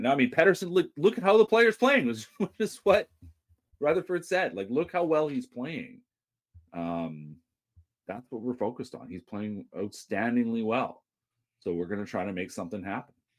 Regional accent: Vancouver, British Columbia, Canada; I grew up in Dunbar

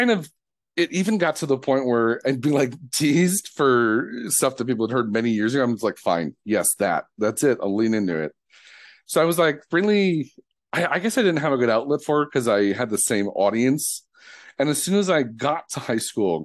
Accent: Detroit, Michigan, United States; growing up in Detroit

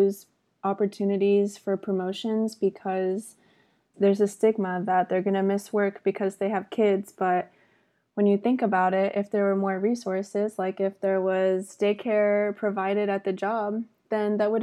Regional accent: Austin, Texas, United States; I'm born and raised in Austin

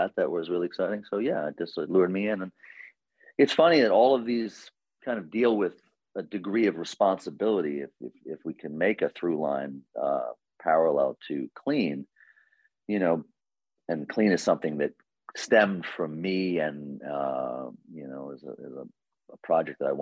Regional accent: New York City, New York, United States; I grew up in Queens

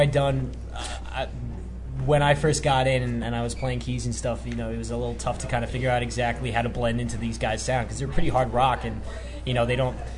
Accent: Long Island, New York, United States; I grew up especially on Long Island in New York

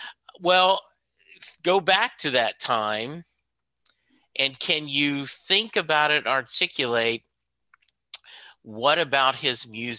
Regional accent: New Jersey, United States; I grew up in Jersey

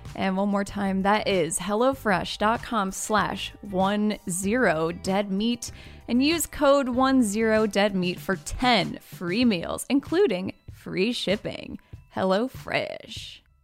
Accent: Michigan, United States; we're from Michigan.

